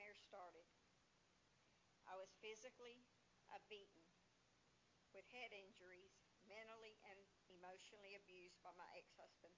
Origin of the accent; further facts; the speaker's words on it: Jamestown, North Carolina, United States; I grew up in Jamestown, North Carolina, in a Christian home